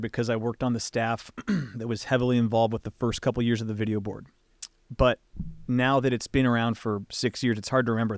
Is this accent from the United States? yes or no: yes; West Coast, United States; I grew up on the West Coast